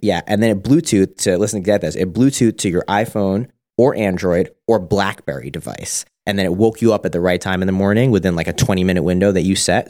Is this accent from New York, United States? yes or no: yes; Suffolk County, Long Island, New York, United States; born and raised Suffolk.